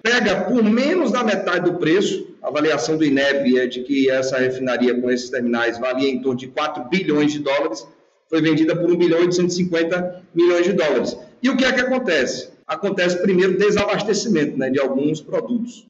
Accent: Feira de Santana, Bahia, Brazil; Feira de Santana, de onde eu sou natural

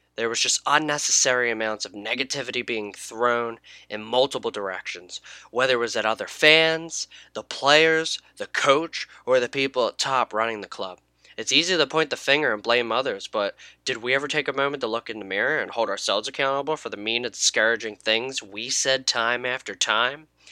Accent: United States; I grew up in the United States

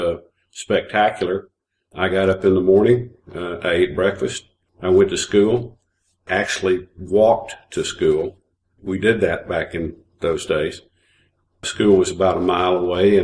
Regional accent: Tampa, Florida, United States; moved away as an adult; also born or lived in New Orleans, Louisiana / Atlanta, Georgia; I was born in New Orleans, but I was raised in Tampa, Florida, and went to college in Atlanta at Georgia Tech, and have spent most of my life in the Southeast.

